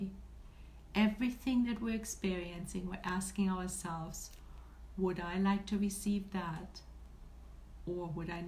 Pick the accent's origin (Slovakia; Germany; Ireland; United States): Germany; moved away; me being German, or having German origin, being raised and born and raised in Germany